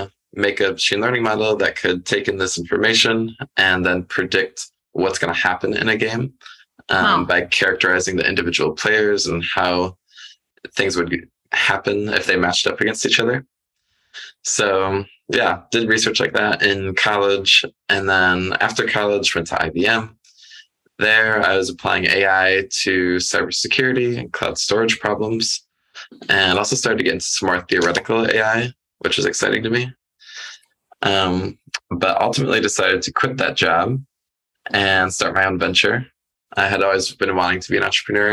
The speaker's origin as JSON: {"language": "English", "region": "the Midwest of the United States", "country": "United States", "tie": "born or raised there", "said": "I grew up in the Midwest of the United States"}